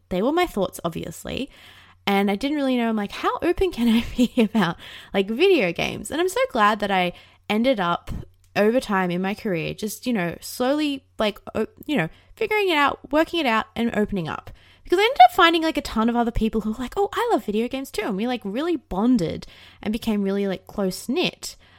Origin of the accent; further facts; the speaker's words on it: Australia; I didn't really have that growing up in Australia